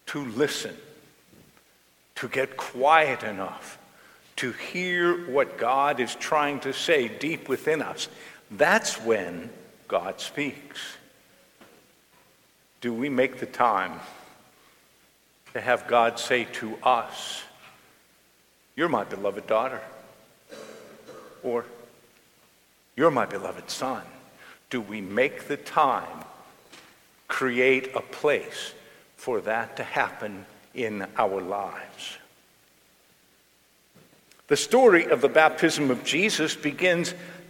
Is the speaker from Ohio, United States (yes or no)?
no; Johnstown, Pennsylvania, United States; I grew up in the Cambria City section of Johnstown